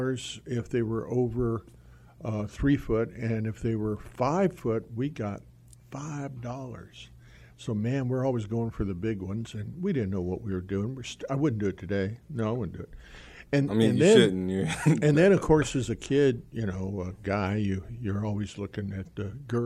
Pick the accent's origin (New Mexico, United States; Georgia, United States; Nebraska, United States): New Mexico, United States; Albuquerque; I was raised in Albuquerque, New Mexico